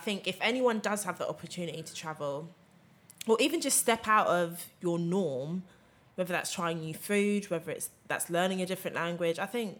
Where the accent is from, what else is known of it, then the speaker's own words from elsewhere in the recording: England, United Kingdom; I think as English people, we are very ignorant.